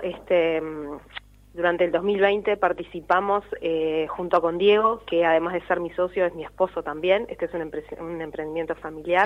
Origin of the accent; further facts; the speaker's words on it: Canelones, Uruguay; Tanto nosotros somos de Canelones